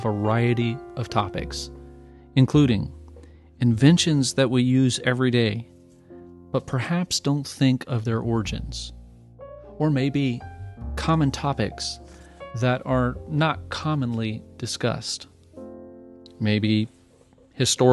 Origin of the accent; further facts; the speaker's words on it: United States; my pride in being an American